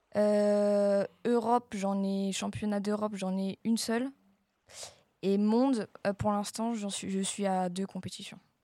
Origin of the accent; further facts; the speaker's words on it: Marcoussis, Île-de-France, France; je viens de Marcoussis